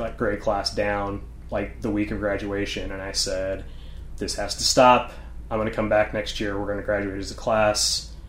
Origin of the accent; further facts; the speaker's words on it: Highland, Illinois, United States; moved away; also born or lived in Quincy, Illinois / Belleville, Illinois / Evansville, Indiana / St. Louis, Missouri; So I briefly lived in Quincy, Illinois. And then I actually, you know, consider that I grew up in Highland, Illinois. I did live in Belleville for a little while. We lived in Evansville, Indiana for a little while.